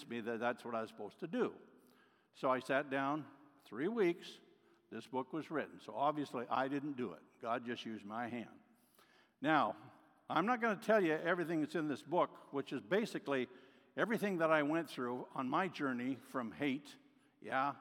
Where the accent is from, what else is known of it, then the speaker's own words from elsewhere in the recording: Oregon, United States; I'm from Oregon